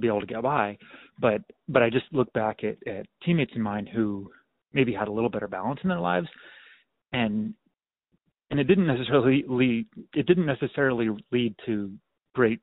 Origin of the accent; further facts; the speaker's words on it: Klamath Falls, Oregon, United States; also born or lived in Stanford, California / Eugene, Oregon; I grew up in Klamath Falls, Oregon